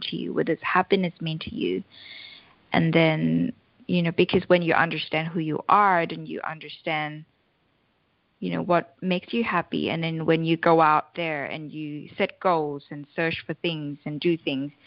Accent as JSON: {"language": "English", "country": "Thailand", "said": "I'm originally from Thailand"}